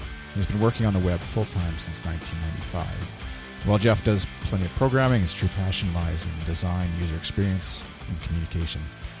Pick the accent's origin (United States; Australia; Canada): Canada; from Canada, a web designer and podcaster.